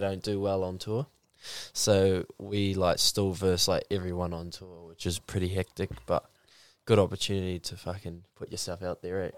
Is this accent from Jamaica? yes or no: no; New Zealand; I'm from the Mount Arataki, to be specific